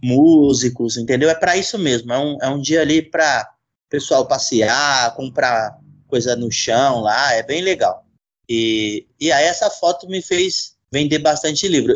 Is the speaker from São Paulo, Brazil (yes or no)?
yes; São Paulo, Brazil; now in Jundiaí, Brazil; Hoje eu moro em Jundiaí, mas sou de São Paulo.